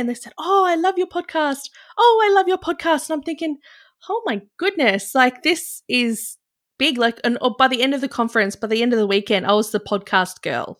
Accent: Byron Bay, New South Wales, Australia; I grew out of the bubble when I was in Byron Bay. You know, I'd grown up there

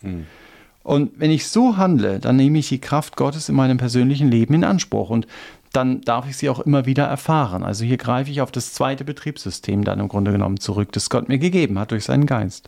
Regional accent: Germany; wir als Deutsche

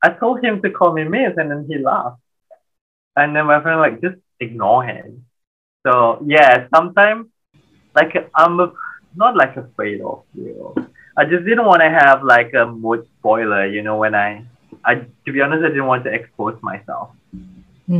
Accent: Malaysia; moved away; we're Malaysian, we bonded by food

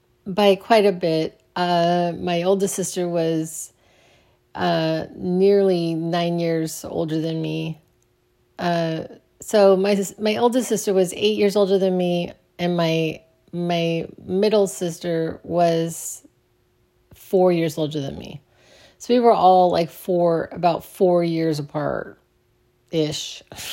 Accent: Phoenix, Arizona, United States; All right, so I grew up in Arizona in Phoenix, on the west side of Phoenix, which was kind of the wrong side of the tracks in a way. Really close to Glendale, Arizona.

